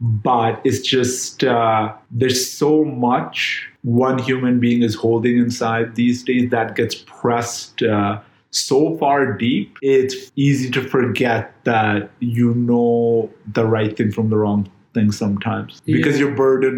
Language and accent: English; Jamaica; I'm from Jamaica.